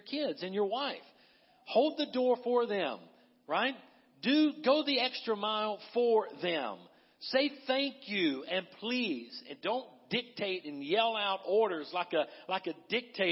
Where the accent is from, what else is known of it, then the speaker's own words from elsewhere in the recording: the South, United States; I was raised in the South